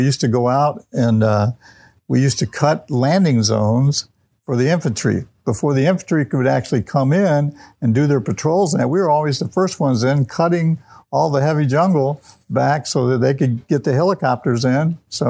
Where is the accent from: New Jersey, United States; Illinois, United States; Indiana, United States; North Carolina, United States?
Illinois, United States; Alton; also born or lived in Bethalto, Illinois / Wood River, Illinois / St. Charles, Illinois; I was born and raised here in the Alton area. I was born at Alton Memorial Hospital back in 1947, so I'll tell you my age right away. And pretty much lived in this community, both in the Alton area